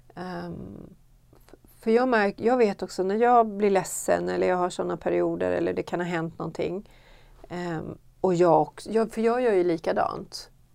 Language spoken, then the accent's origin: Swedish; Sweden; i de kyrkor jag har varit här hemma i Sverige